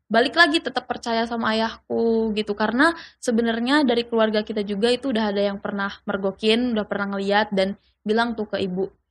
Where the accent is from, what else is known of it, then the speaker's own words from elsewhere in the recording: Yogyakarta, Special Region of Yogyakarta, Indonesia; umur saya 21 tahun dan saya berasal dari Jogja.